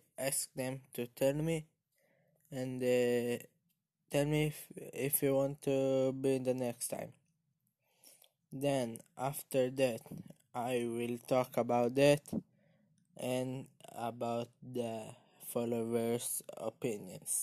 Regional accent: Israel; I am from Israel, and now I am 13 years old

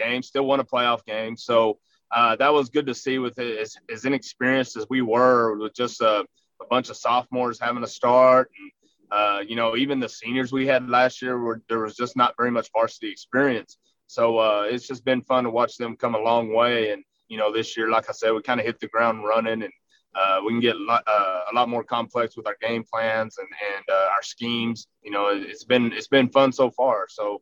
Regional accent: Rankin, Texas, United States; I grew up in Rankin

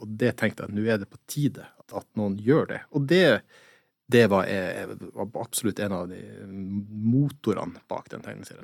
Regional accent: Kirkenes, Finnmark, Norway; Jeg er jo fra Kirkenes, eller fra Sør-Varanger.

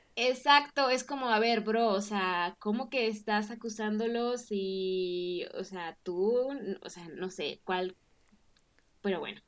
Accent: Mexico; yo soy mexicana y he vivido toda mi vida en México

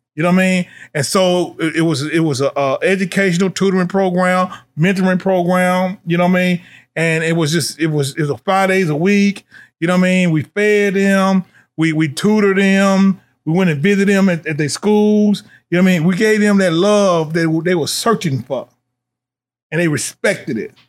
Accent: Nashville, Tennessee, United States; now in Louisville, United States; I'm from Nashville, Tennessee

